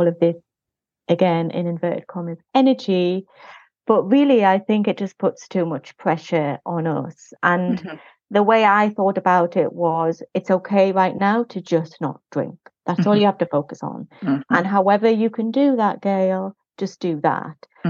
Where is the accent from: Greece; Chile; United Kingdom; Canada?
United Kingdom; moved away as an adult; also born or lived in Spain; Well, I'm British